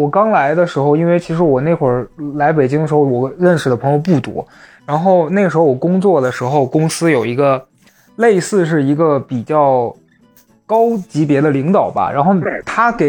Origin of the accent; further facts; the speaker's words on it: Xi'an, Shaanxi, China; accent: Shaanxi-accented Mandarin; 所有人一听我说话，就还是能听得出来我是从西安来的嘛